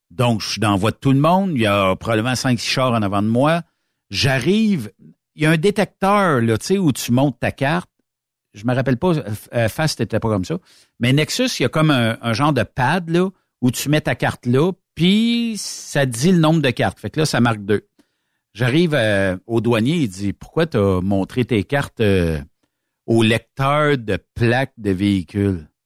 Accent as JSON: {"language": "French", "town": "Victoriaville", "region": "Quebec", "country": "Canada", "said": "regarde, c'est parce que je viens de Victo, puis les gens ne le savent pas, ici, on est une douane bilingue."}